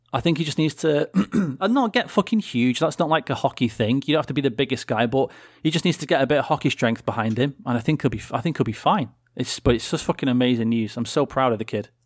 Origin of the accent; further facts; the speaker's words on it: United Kingdom; as proud British people